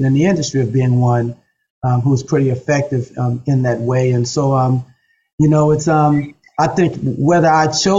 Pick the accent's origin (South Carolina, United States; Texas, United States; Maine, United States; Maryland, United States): Maryland, United States; Baltimore; Whitelock Street is a prominent street in Baltimore City, West Baltimore